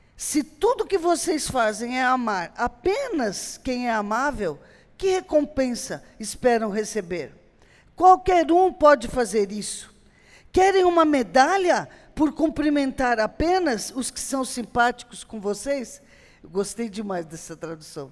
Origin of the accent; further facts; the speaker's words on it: Brazil; moved away as an adult; eu sou brasileira, sou missionária